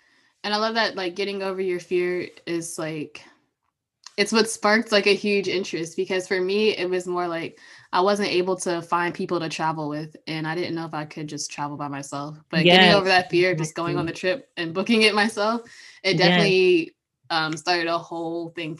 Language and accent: English; Pennsylvania, United States; moved away; I'm originally from Pennsylvania. It's a really small town.